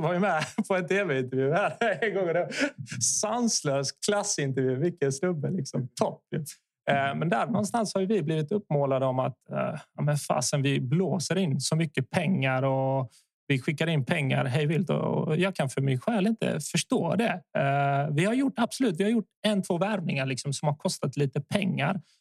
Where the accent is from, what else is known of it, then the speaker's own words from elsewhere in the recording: Värnamo, Jönköping County, Sweden; also born or lived in Zvornik, Bosnia and Herzegovina / Kristianstad, Sweden; Så när jag var åtta ungefär så så flyttade vi till Värnamo